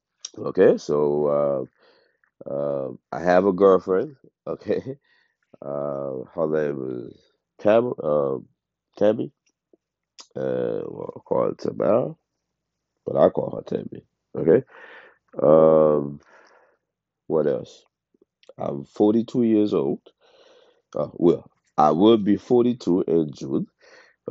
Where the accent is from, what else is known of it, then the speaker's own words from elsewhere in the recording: Haiti; moved away; also born or lived in United States; I was born in Haiti. I grew up between Haiti and the States.